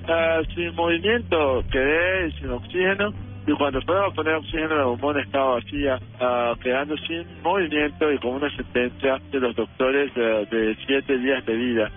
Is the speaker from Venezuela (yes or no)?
yes; Caracas, Capital District, Venezuela; yo soy nacido en Caracas, Venezuela.